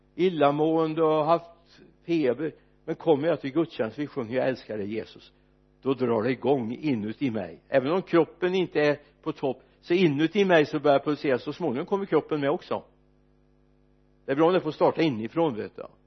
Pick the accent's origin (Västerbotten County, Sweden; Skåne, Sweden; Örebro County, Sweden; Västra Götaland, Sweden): Västra Götaland, Sweden; Mariestad; när vi kompisgänget var ute och fikade på Olssons café bland annat hemma i Mariestad